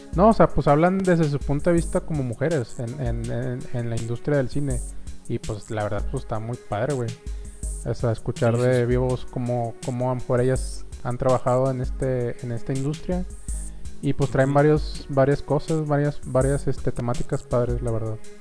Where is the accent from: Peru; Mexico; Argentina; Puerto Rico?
Mexico; Monterrey, Nuevo León; seamos regios